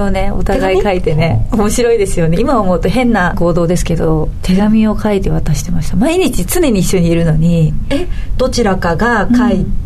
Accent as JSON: {"language": "Japanese", "town": "Kure", "region": "Hiroshima", "country": "Japan", "tie": "born or raised there", "moved": "as an adult", "lives_now": "Tokyo, Japan", "said": "電車生活の地域で育ってないんですよ私広島県の倉橋島という島ですし"}